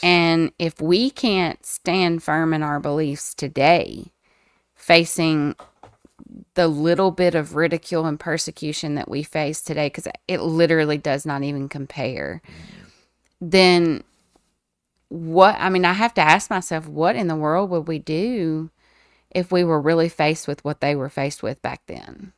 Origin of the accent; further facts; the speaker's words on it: the Bible Belt, United States; I live in the Bible Belt. I was raised in the Bible Belt